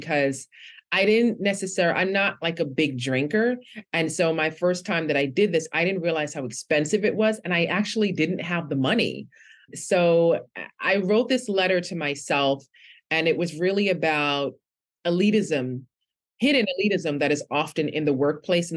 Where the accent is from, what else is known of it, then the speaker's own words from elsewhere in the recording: New York City, New York, United States; I'm from Brooklyn in New York